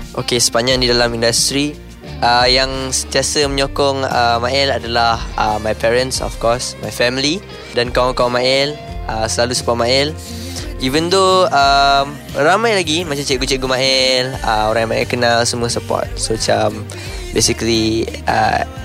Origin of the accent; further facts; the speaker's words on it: Malaysia; Sebagai rakyat Malaysia